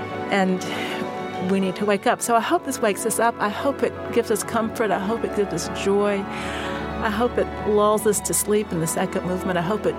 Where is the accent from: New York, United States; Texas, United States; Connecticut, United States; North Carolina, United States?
North Carolina, United States; I'm from North Carolina, and I love the summer heat.